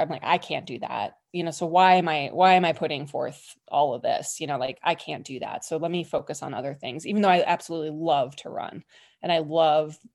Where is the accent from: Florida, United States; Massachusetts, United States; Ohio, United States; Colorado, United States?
Colorado, United States; I was born and raised in Colorado.